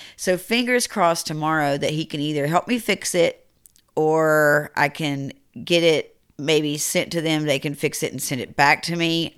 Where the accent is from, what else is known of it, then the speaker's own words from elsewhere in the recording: Rockford, United States; I'm from Rockford